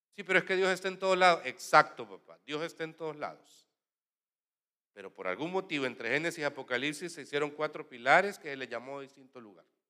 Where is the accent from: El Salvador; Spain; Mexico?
El Salvador